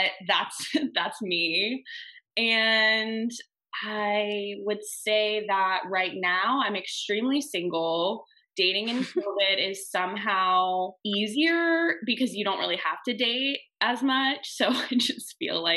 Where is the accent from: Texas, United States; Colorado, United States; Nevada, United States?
Texas, United States; moved away as an adult; now in Long Beach, United States; I'm from Texas originally. I moved to California in 2015